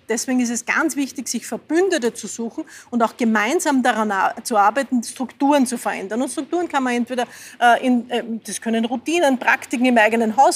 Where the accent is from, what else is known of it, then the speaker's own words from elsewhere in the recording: Lower Austria, Austria; now in Vienna, Austria; ich fahre in Wien überall mit dem Fahrrad. Äh, ich komme ursprünglich aus dem Waldviertel, dort wäre es ein bisschen schwerer, ich bin in die Schule gegangen, die war 25 Kilometer entfernt